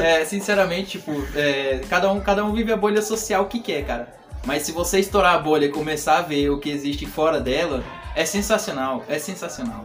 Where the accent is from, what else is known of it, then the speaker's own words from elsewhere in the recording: Piripiri, Piauí, Brazil; now in São Paulo, Brazil; eu sou da cidade de Piripiri, no Piauí